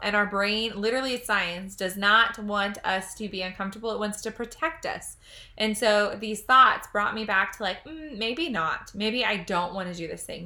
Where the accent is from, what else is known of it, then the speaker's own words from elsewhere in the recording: United States; I'm an American citizen. I'm so proud to be American.